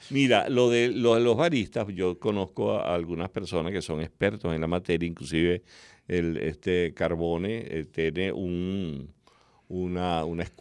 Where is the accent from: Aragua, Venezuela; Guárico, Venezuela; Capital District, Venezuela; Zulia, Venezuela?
Guárico, Venezuela; Calabozo; No, tú sabes que allá en, en mi pueblo, en Calabozo, y es la manera como yo he disfrutado, he disfrutado otras formas de tomar el café